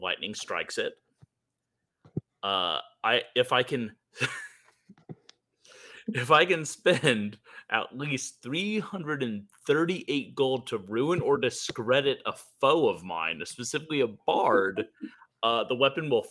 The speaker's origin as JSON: {"language": "English", "region": "Texas", "country": "United States", "said": "As a Texan and everything that that entails"}